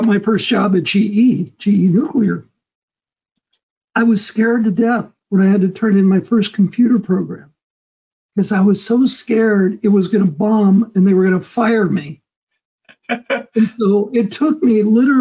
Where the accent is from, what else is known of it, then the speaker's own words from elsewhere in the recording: Phoenix, Arizona, United States; moved away; I was born and raised in Phoenix in Arizona and never thought I would be leaving there